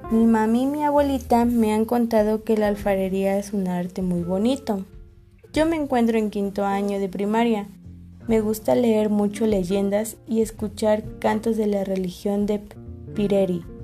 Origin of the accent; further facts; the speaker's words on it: Janitzio, Michoacán, Mexico; Yo nací en Janixio, una isla que está en medio del lago de Páscuaro, en el estado de Michoacán. Es un lugar muy bonito. Aquí hablamos dos idiomas, purepecha y español.